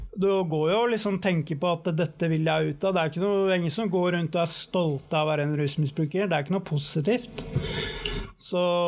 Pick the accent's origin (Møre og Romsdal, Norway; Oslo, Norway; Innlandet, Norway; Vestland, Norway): Oslo, Norway; er født på Bjølsen, eller ikke på Bjølsen, på Ullevål sykehus, men bodde på Bjølsen bodde der til jeg var ca. tre år. Og da flytta vi ned til Valmetravens gate på Sankthanshaugen. Og der bodde vi jo i 26-27 år.